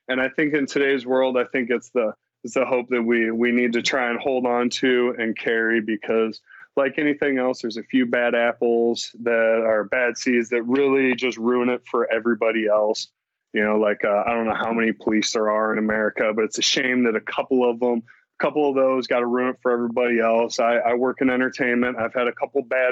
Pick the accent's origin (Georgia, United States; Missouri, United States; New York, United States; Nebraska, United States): Missouri, United States; now in Los Angeles, United States; I am from Missouri, which is a red state, but I live in, you know, the liberal capital of Los Angeles